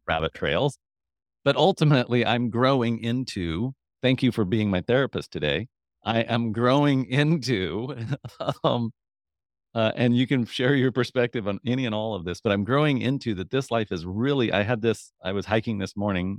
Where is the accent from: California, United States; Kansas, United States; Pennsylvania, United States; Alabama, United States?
Kansas, United States; I'm from Kansas, so Kansas